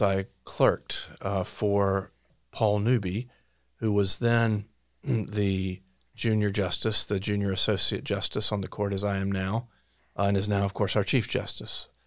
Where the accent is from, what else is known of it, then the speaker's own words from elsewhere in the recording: Lumberton, North Carolina, United States; moved away as an adult; now in Orange County, North Carolina, United States; I grew up in Robeson County. Uh, I now live in Orange County